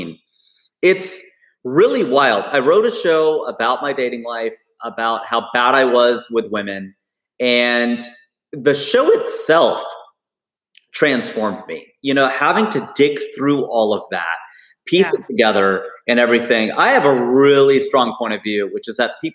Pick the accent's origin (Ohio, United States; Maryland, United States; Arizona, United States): Ohio, United States; Cincinnati; now in Burbank, United States; my hometown of Cincinnati